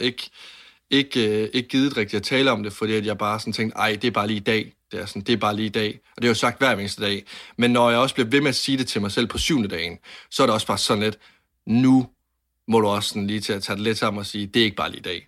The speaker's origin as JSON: {"language": "Danish", "town": "Varde", "region": "Southern Denmark", "country": "Denmark", "tie": "born or raised there", "said": "jeg var 10-11 år gammel, og jeg sidder inde på mit øh, drengeværelse hjemme i Varde"}